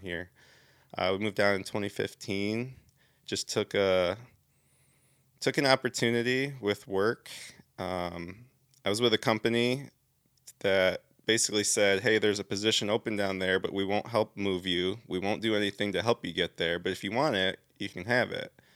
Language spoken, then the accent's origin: English; Southeast Michigan, United States; moved away as an adult; also born or lived in California; I'm actually from Southeast Michigan, so about an hour north of Detroit